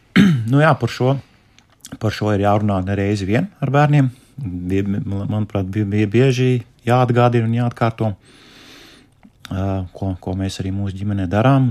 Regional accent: Latvia; Es pats nāku no Rīgas, no, no, no laukiem.

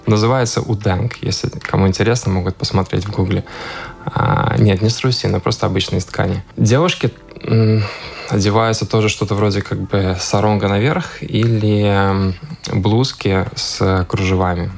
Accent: Riga, Latvia; also born or lived in Indonesia; я рижанин, я родился в Риге

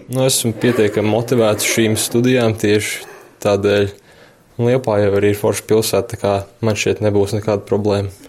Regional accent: Latvia; Es esmu no Angūras

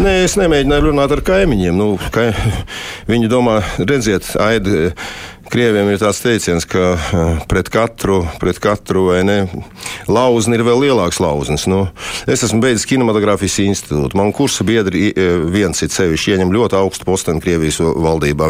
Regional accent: Latvia; moved away; also born or lived in Moscow, Russia; es esmu Latvijas latvietis

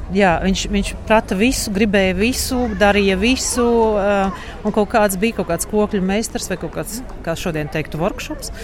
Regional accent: Rēzekne, Latgale, Latvia; now in Berlin, Germany; no Rīgas pēc tam līdz Rēzaknē, kur ir mana vecāka māja

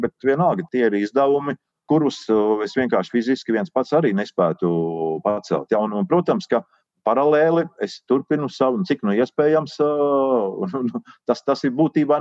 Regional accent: Latvia; Volunteer iz Latviju, Un tā, tā ir caurlaide, kad tiek dzirdams mans akcents

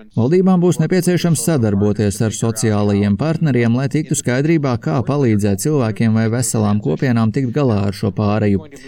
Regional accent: Chicago, Illinois, United States; Es pats esmu no Amerikas Savienotajām valstīm, no Čikāgas pievārtes

